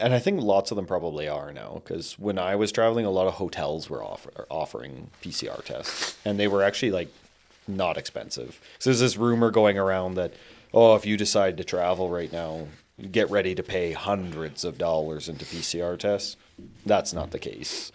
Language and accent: English; Canada; as a Canadian